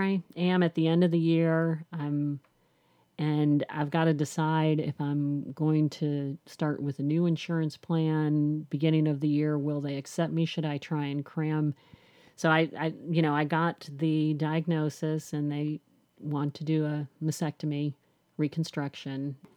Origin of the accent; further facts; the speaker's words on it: Chicago, Illinois, United States; now in Nashville, United States; I've lived in Nashville for twenty-six, seven years, twenty, almost twenty-seven years. but I'm from Chicago